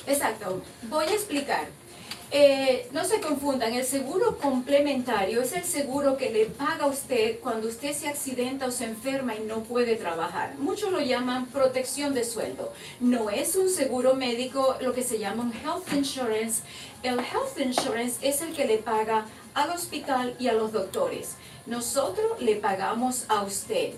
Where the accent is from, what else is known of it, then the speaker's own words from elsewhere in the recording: Maracaibo, Zulia, Venezuela; moved away as an adult; also born or lived in Valencia, Venezuela; now in United States; Yo soy de Maracaibo